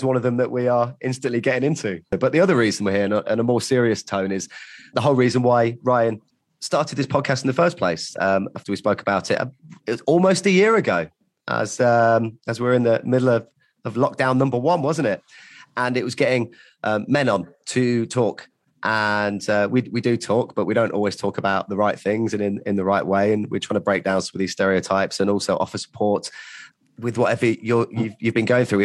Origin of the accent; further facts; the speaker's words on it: Loughborough, East Midlands, United Kingdom; moved away as an adult; also born or lived in Birmingham; I hated growing up in my hometown, which is Loughborough. I moved to Birmingham when I was 18